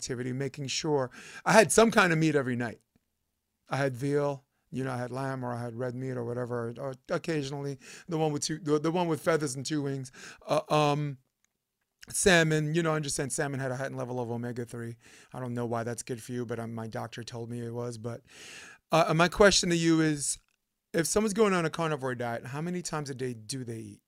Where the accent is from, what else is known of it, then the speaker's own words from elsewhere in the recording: New York City, New York, United States; I'm from New York. I grew up a pizza head